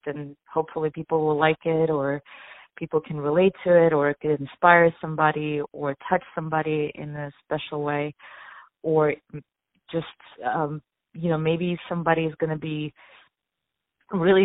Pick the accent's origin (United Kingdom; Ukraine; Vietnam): Ukraine; now in New York, United States; Originally, I'm actually from Ukraine. I immigrated to the United States. I've been living in New York for quite some time now